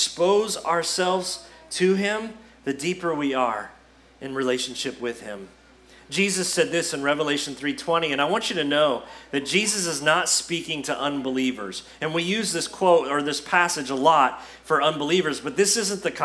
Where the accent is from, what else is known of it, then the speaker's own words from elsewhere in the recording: United States; See, this is part of being an American